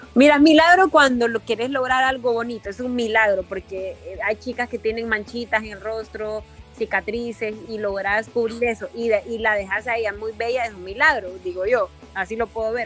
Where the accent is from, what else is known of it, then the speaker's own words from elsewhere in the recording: Honduras; me han discriminado en algún momento en mi país